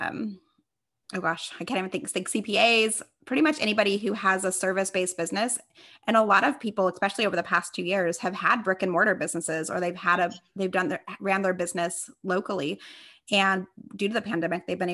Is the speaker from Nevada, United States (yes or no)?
yes; Las Vegas, Nevada, United States; now in Temecula, United States; I am born and raised in Las Vegas, Nevada, but I currently live in Temecula, California.